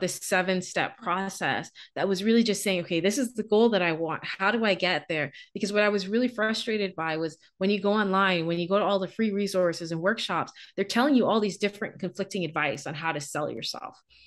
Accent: Bahamas; moved away as an adult; now in Canada; I'm from the Bahamas.

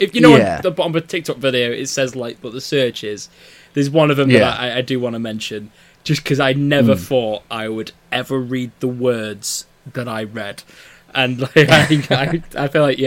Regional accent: United Kingdom; I'm British

